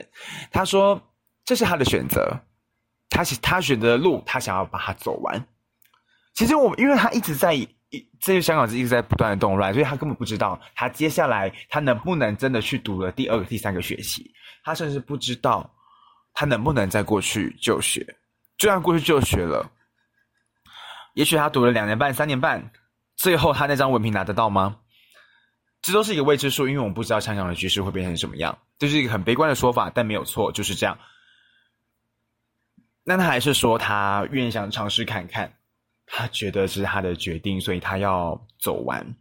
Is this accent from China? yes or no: no; Taoyuan, Taiwan; 我回桃园的，就是回我的家乡的频率非常的低